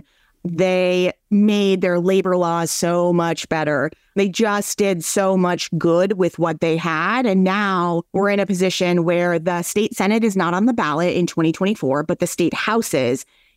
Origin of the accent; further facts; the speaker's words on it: Minnesota, United States; I'm from Minnesota